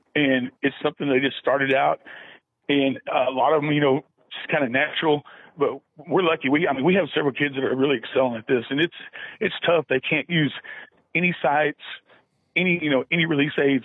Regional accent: Mountain View, Oklahoma, United States; now in Clinton, United States; I'm originally from Mountain View, grew up in Southwest Oklahoma

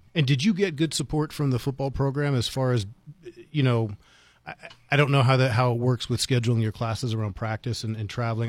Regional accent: Washington, District of Columbia, United States; now in Las Cruces, United States; growing up in Washington, D C

